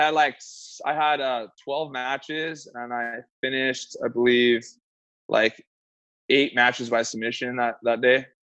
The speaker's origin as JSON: {"language": "English", "town": "San Diego", "region": "California", "country": "United States", "tie": "born or raised there", "lives_now": "Bay Area, United States", "said": "I grew up in San Diego, moved up to the Bay Area when I was about 21"}